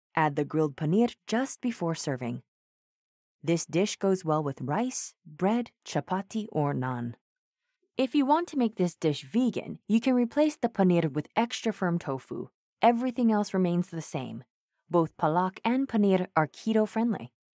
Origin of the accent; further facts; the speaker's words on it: Mumbai, Maharashtra, India; I hail from Mumbai